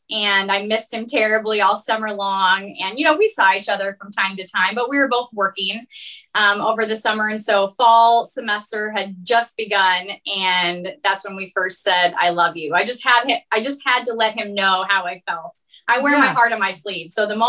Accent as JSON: {"language": "English", "town": "West Des Moines", "region": "Iowa", "country": "United States", "said": "I'm originally from West Des Moines."}